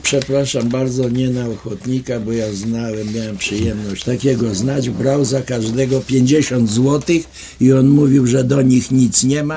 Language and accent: Polish; Lublin, Lublin Voivodeship, Poland; Byłem ja z Lublina